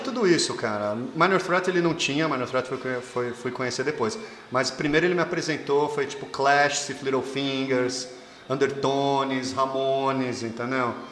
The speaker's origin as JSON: {"language": "Portuguese", "area": "Alphaville", "region": "São Paulo", "country": "Brazil", "tie": "born or raised there", "also_born_or_lived": "United States / Rio de Janeiro", "said": "eu fui criado em Alphaville"}